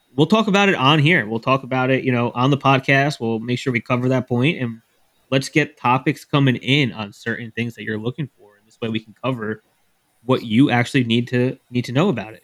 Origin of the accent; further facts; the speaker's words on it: New Jersey, United States; I'm from New Jersey